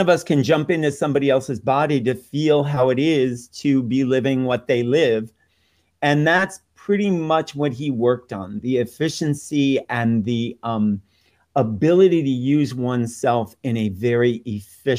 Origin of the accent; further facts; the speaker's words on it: Chicago, Illinois, United States; I grew up in Chicago on the south side of the city